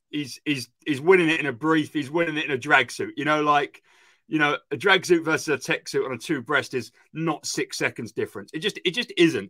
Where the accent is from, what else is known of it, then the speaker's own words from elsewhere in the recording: United Kingdom; I'm British